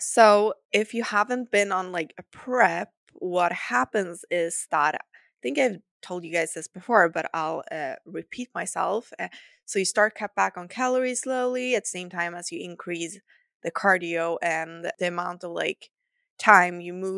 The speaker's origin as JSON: {"language": "English", "country": "Sweden", "accent": "Swedish", "second_language": "English", "said": "remember, I'm not a native English speaker, so excuse some of my errors, and I hope you will enjoy my lovely Swedish accent."}